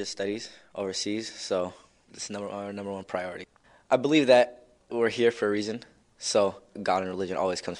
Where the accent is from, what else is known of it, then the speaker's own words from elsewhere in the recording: United States; also born or lived in Egypt / Yemen; I'm 15 years old. I was born and raised in America. I've lived in Egypt, Yemen, and my parents are originally from Afghanistan.